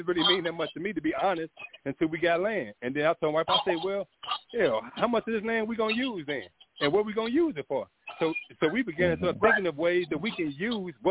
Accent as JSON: {"language": "English", "town": "St. Louis", "region": "Missouri", "country": "United States", "also_born_or_lived": "Phoenix, Arizona", "moved": "yes", "lives_now": "Georgia, United States", "said": "I am originally from St. Louis"}